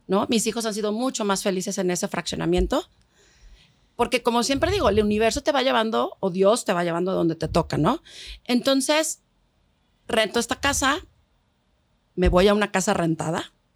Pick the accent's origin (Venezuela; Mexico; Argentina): Mexico; aquí en México, como buen país latino, no solo vive papá, mamá, hijos